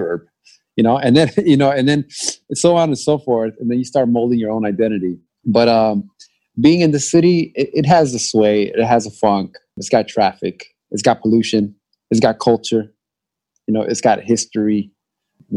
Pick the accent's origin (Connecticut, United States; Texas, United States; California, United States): California, United States; Los Angeles; I'm from LA, man. I'm born and raised